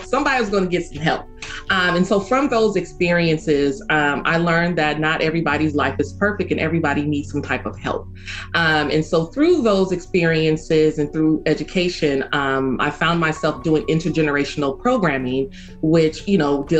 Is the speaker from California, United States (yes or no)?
yes; Oakland, California, United States; I was born and raised in Oakland, so I am, I believe, third or fourth generation Oakland.